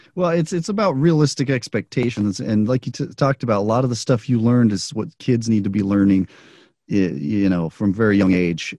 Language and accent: English; Albuquerque, New Mexico, United States; now in Las Vegas, United States; I grew up in Albuquerque.